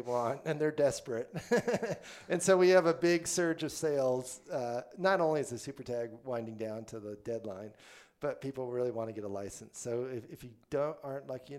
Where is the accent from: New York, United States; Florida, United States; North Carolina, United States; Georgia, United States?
Florida, United States; Central; now in Wyoming, United States; I was born in Wyoming, but actually grew up in Central Florida